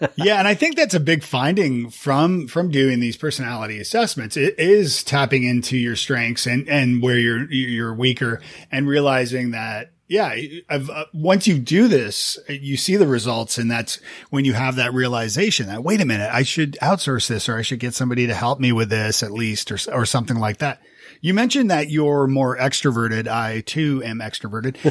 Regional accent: Canada; moved away as an adult; also born or lived in Toronto; now in Nashville, United States; being Canadian

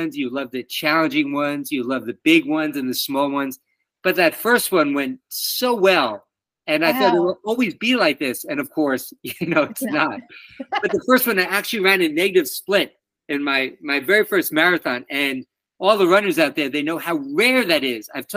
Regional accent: New York City, New York, United States; moved away as an adult; now in Washington, DC, United States; where I grew up in Queens, New York

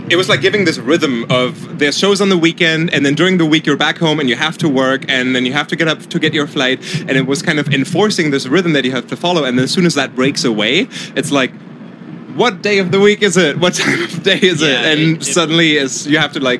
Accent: Germany; English is a second language; I'm from Germany.

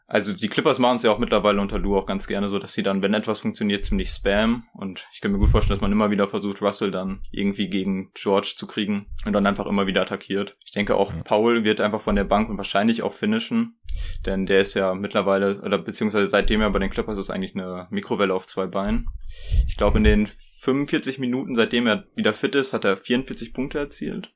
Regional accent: Ibbenbüren, North Rhine-Westphalia, Germany; ich komme aus Ippenbüren.

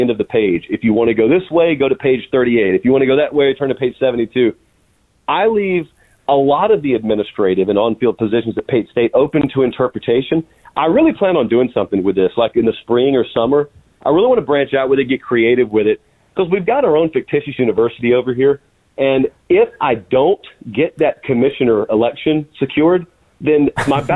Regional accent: Fortson, Georgia, United States; I'm from Fortson, Georgia.

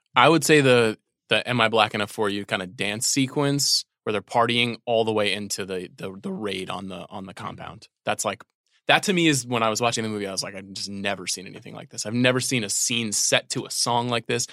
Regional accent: New York, United States; Growing up in New York

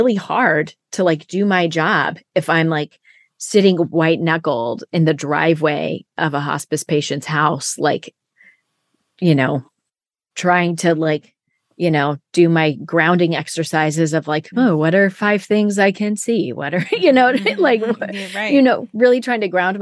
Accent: Siskiyou County, California, United States; I was from Siskiyou County

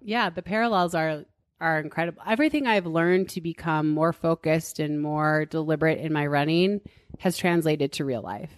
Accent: Duluth, Minnesota, United States; moved away as an adult; now in Boulder, United States; I grew up in Duluth, Minnesota, and ate spam and goulash and stuff

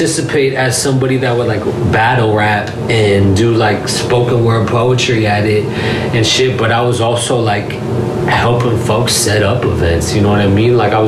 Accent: the Bay Area and LA, California, United States; also born or lived in Los Angeles; I am from the Bay and LA, and I'm very, very proud to have that Bay aspect in the equation. Just as proud as I am is having the LA aspect, and I've genuinely have my life in 50% both places.

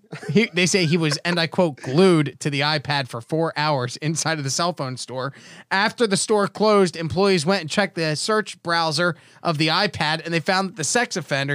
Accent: Atlantic City, New Jersey, United States; I grew up in Atlantic City. I grew up around casinos.

